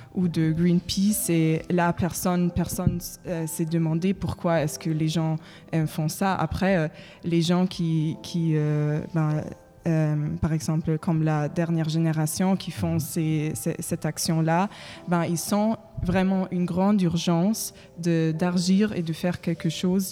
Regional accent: Germany; French is a second language; moved away as an adult; now in Paris, France; je viens de l'Allemagne

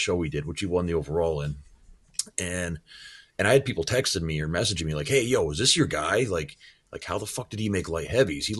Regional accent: Shelburne, Vermont, United States

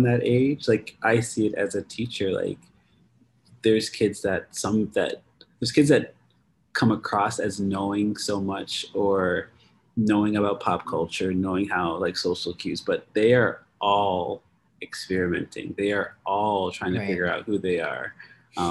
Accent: Nova Scotia, Canada; I grew up in Nova Scotia.

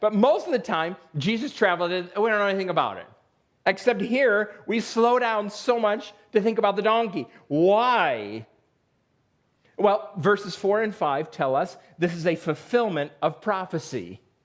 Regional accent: Western New York, United States; moved away; I grew up in Western New York

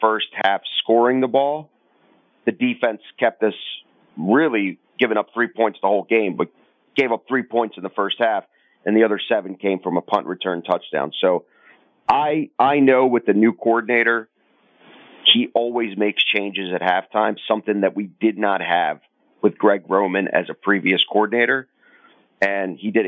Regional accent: Crimea, Ukraine; born or raised there; now in Baltimore, United States

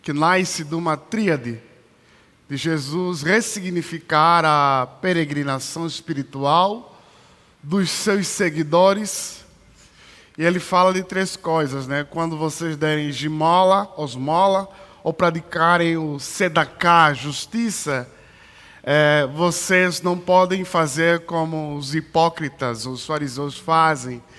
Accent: Luanda, Luanda Province, Angola; now in São Paulo, Brazil; Esse é um dos climas de São Paulo que quando eu cheguei, que eu vim de Luanda, que é muito quente. E quando eu cheguei em São Paulo, foi uma das coisas muito difíceis

